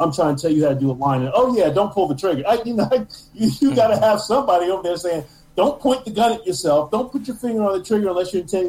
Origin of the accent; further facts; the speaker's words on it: New York, United States; And I'm from New York, so I don't trust anybody.